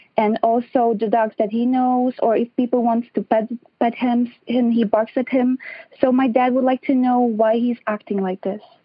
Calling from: Los Angeles, California, United States; I'm calling from Los Angeles, California.

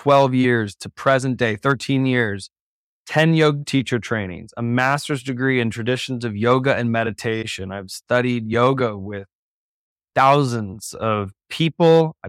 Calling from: Boulder, Colorado, United States; Checking in from Boulder, Colorado.

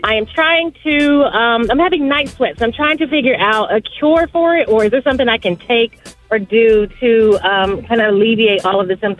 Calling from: Dallas, Texas, United States; I'm calling from Dallas, Texas. And my question is, I am a 41-year-old woman.

